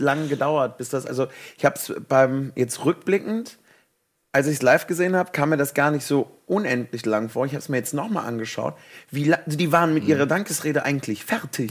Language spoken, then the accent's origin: German; Cologne, North Rhine-Westphalia, Germany; ich komme aus Kölle